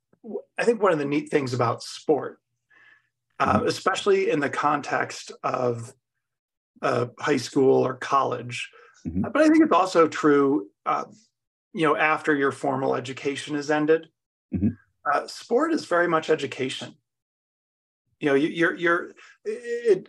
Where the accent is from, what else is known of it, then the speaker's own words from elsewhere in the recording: Buffalo, New York, United States; now in Roaring Fork Valley, United States; growing up in Buffalo, New York, played youth hockey